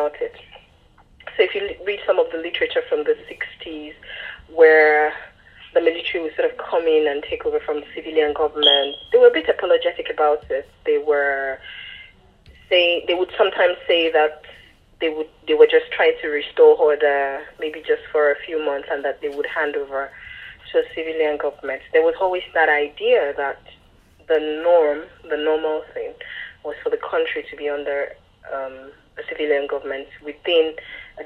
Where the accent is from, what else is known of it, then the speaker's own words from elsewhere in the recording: Lagos, Nigeria; moved away; I was born in Lagos and then lived elsewhere, and by the time I started writing Stay With Me, I was living in Lagos